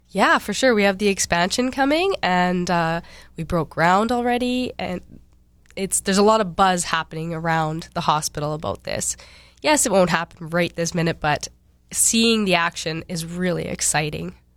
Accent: Cranberry Portage, Manitoba, Canada; moved away; I grew up in Cranberry Portage, way up north

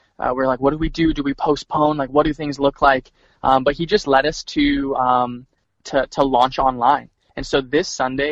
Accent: Edmonton, Alberta, Canada; moved away as an adult; now in Winnipeg, Canada; we're originally from Edmonton

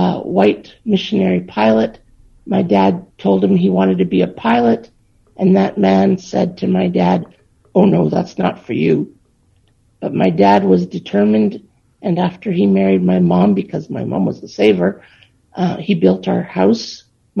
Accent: Churchill, Manitoba, Canada; also born or lived in Thompson, Manitoba / South Indian Lake, Manitoba; I was born in Fort Churchill in the Army Hospital when they had one there. I grew up till I was about seven in a house my dad built in Churchill

